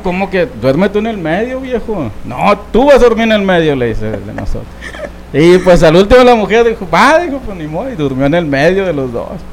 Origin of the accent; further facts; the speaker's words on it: Sonora, Mexico; also born or lived in Nogales, Sonora; allá en mi pueblo, por cierto, un saludo a Citagua y Sonora